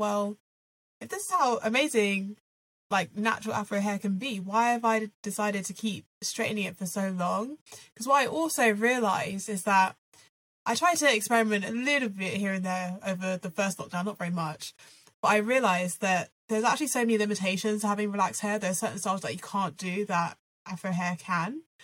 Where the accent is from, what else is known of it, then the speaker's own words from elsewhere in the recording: Reading, South East England, United Kingdom; I grew up in Reading, as you'll know, Claire, predominantly white area